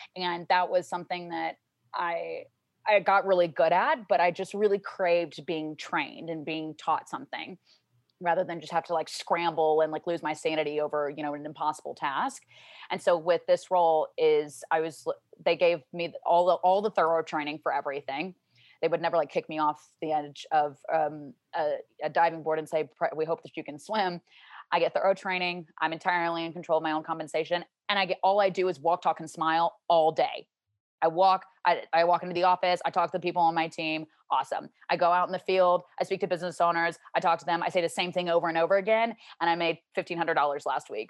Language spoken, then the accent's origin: English; Shreveport, Louisiana, United States; moved away as an adult; also born or lived in Arizona; now in Dallas, United States; I grew up in Louisiana, uh, my whole life until I was eighteen